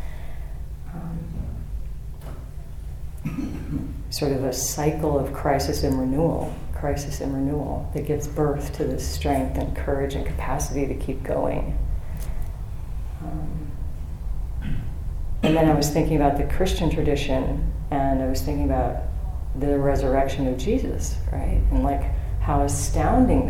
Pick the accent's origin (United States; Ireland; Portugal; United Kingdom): United States; Bay Area, California; I was born in the Bay Area in the 70s